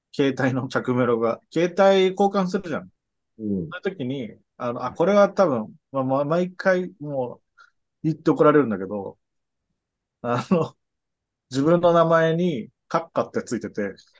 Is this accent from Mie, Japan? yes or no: no; Nagano, Japan; moved away as an adult; now in Tokyo, Japan; 高校1年の春ですね。長野県の